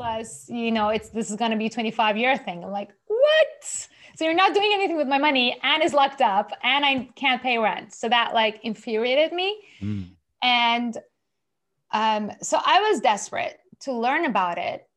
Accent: Iran; moved away as an adult; also born or lived in Japan; I'm originally from Iran, Persian Jewish

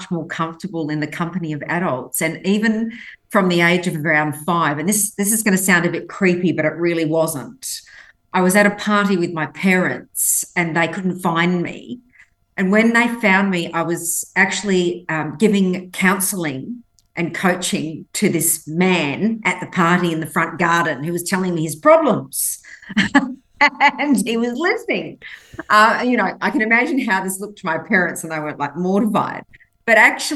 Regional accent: Western Australia, Australia; English is a second language; Grew up in Western Australia

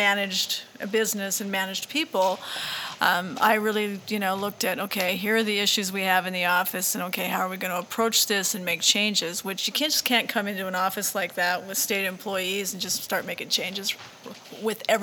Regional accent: Montana, United States; you're from Montana

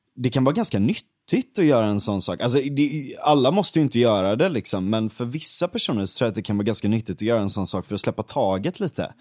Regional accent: Gothenburg, Västra Götaland, Sweden; also born or lived in Stockholm; den branta backen där, där mm. växte jag upp

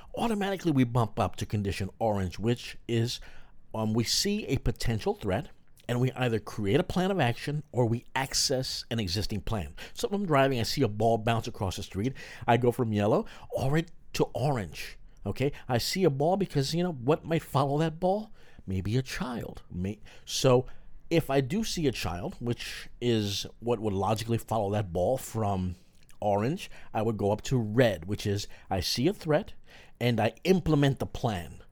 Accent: New York, United States; a fellow New Yorker

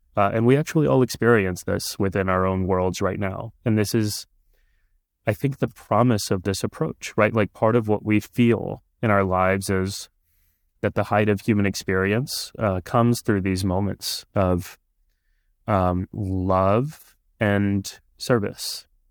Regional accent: Texas, United States; first language Punjabi; English is a second language; I was growing up in Texas at the time, and I went to college in Texas too

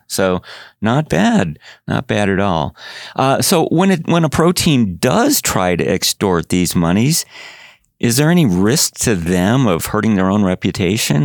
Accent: Chicago, Illinois, United States; moved away; I grew up in Chicago

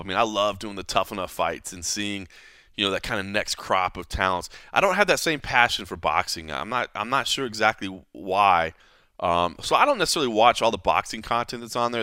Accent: DeSoto, Texas, United States; now in Las Vegas, United States; where I grew up in DeSoto, Texas, where my mom still lives

